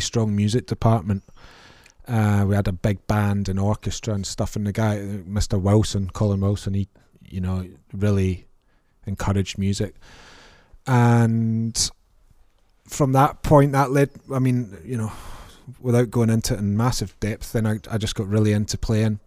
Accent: Prestwick, Scotland, United Kingdom; I grew up in Ayrshire in a place called Prestwick

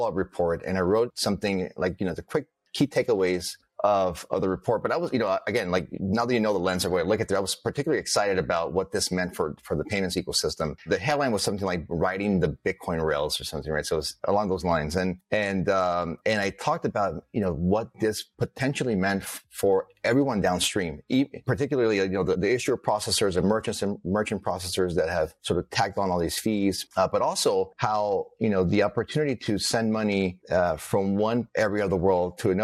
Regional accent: Los Angeles, California, United States; my parents both immigrated to the US, and we grew up in Los Angeles

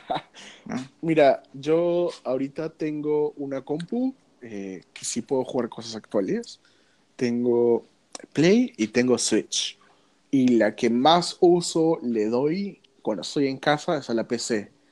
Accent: Peru; acá como, peruano

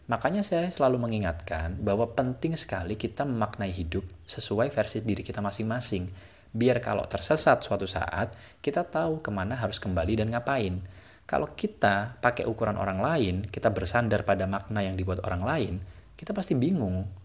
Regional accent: Java, Indonesia; Apalagi saya ini orang Jawa ya saya tuh diajarin, orang Jawa itu nggak pernah mengenal istilah kerja.

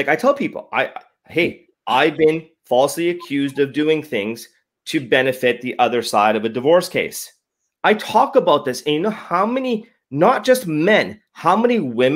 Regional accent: Edmonton, Alberta, Canada; I was born and raised in Alberta.

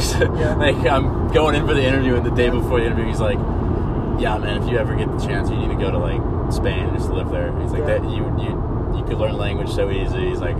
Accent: United States; first language English; it because I'm born here, I learned English

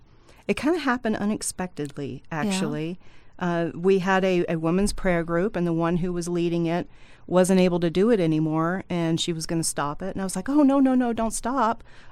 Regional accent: United States; born there; So thankfully, I was born in the United States.

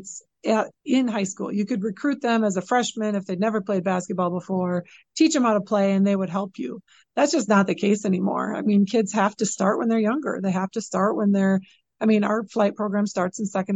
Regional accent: Chippewa Falls, Wisconsin, United States; I love working in this community. This is my hometown

